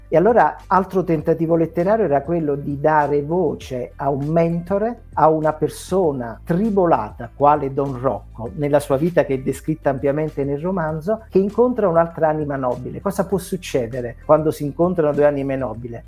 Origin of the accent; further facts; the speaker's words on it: Salerno, Campania, Italy; now in Apulia, Italy; io sono meridionale, vivo in Puglia ma sono salernitano